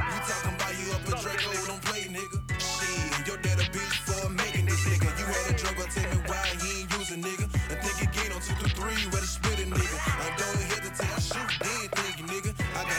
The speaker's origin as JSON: {"language": "English", "town": "Grenada", "region": "Mississippi", "country": "United States", "tie": "born or raised there", "said": "Born and raised in Grenada, man. I got big pride for my city."}